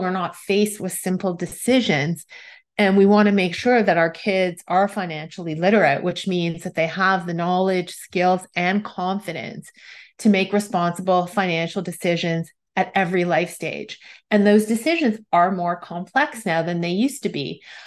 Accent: Toronto, Ontario, Canada; I am from Toronto, Canada

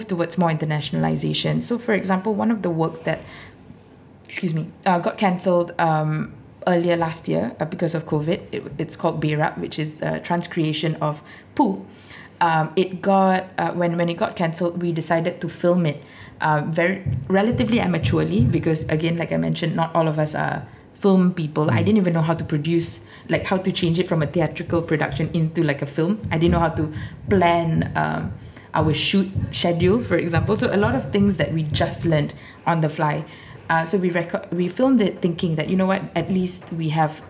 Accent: Singapore; also born or lived in London; an ethnic minority Singaporean

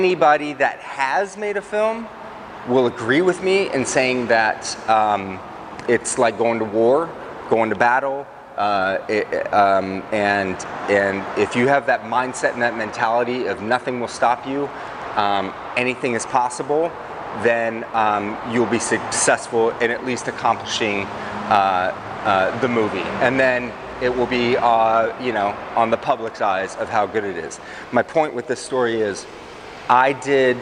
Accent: Everett, Washington, United States; my hometown of Everett

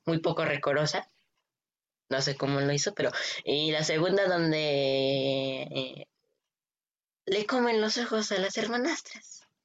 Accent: Mexico; soy de México

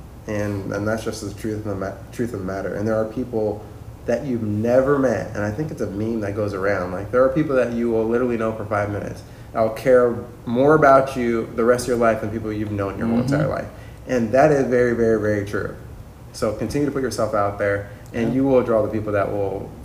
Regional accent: Kansas, United States; moved away; I grew up in Kansas

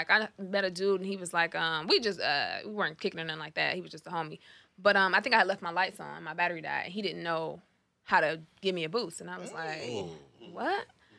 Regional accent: Detroit, Michigan, United States; moved away as an adult; now in Los Angeles, United States; I think I'm so used to a Detroit dude.

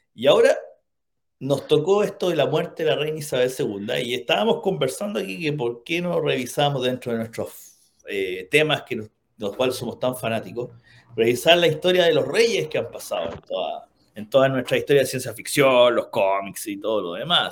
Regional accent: Chile; nosotros que somos chilenos

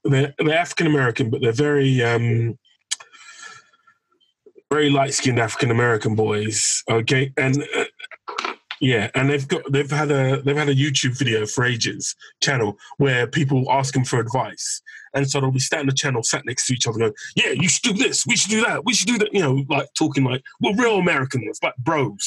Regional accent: London, United Kingdom; I grew up in Fulham and I always had a mix of people

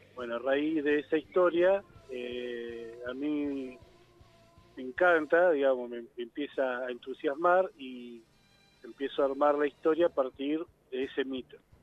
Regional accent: Zárate, Buenos Aires Province, Argentina; yo soy de la ciudad de Zárate, digamos, al norte de la provincia de Buenos Aires

